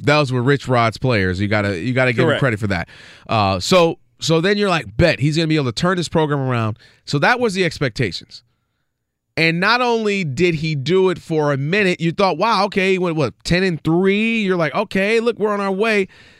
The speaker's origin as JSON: {"language": "English", "town": "Ann Arbor", "region": "Michigan", "country": "United States", "tie": "born or raised there", "said": "born and raised in Ann Arbor, Michigan. Went to high school about 50 yards from the big house."}